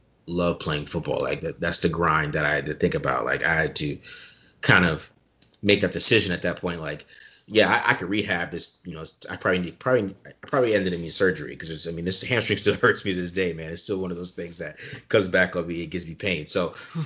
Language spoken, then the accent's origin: English; Chandler, Arizona, United States; also born or lived in Germany; I'm from Chandler, Arizona. I'm not born here. I was born in Germany